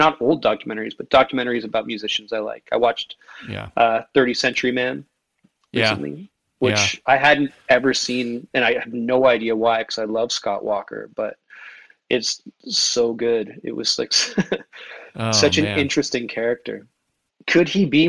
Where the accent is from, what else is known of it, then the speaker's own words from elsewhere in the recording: Toronto, Ontario, Canada; I grew up in Toronto, where it's a really multicultural city